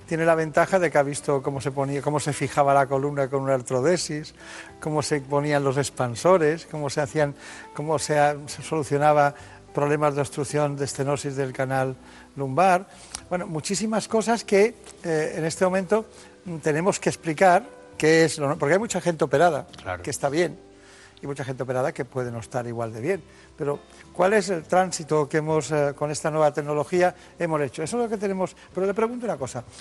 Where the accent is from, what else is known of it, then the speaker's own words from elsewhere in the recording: Mallorca, Balearic Islands, Spain; nosotros también nacimos en Mallorca.